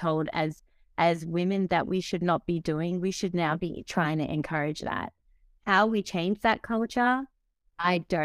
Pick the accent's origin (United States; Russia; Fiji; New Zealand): Fiji; moved away; I grew up in Fiji, so developing country